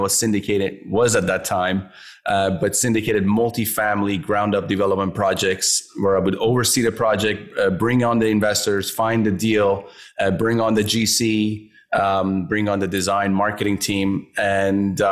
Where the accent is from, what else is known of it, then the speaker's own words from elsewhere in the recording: Vancouver, British Columbia, Canada; I grew up here in Vancouver as well